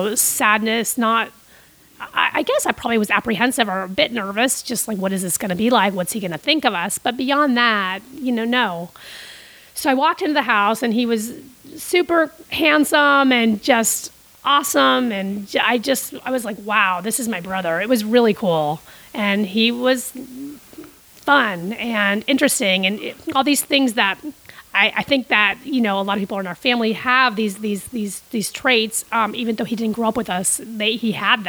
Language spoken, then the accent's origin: English; Costa Rica; Well, my big brother, who I grew up with in Costa Rica, he actually died.